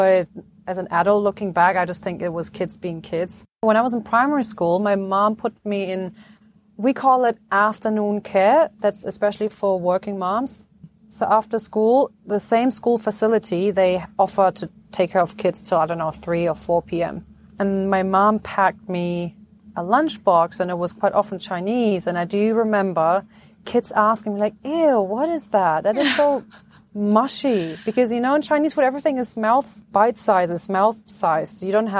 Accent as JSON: {"language": "English", "country": "Egypt", "tie": "born there", "said": "And then I was born in Egypt. Like, why were you born in Egypt? Do you have an Egyptian passport?"}